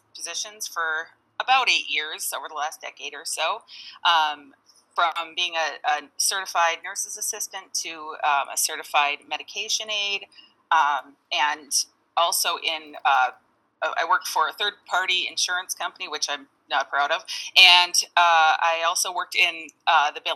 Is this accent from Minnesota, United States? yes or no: yes; Minneapolis, Minnesota, United States; I am from South Minneapolis, about a mile outside of dead center downtown.